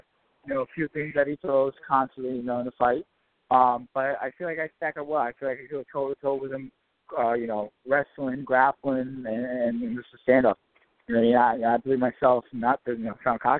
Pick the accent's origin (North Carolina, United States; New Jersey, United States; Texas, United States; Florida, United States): New Jersey, United States; Ramsey; now in Paterson, United States; I actually grew up in Ramsey. I live in Patterson right now